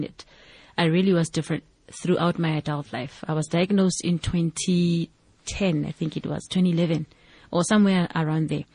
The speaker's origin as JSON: {"language": "English", "area": "Mansiville, west of Johannesburg", "region": "Gauteng", "country": "South Africa", "said": "originally, I'm from a township called Mansiville. It is on the west of Johannesburg."}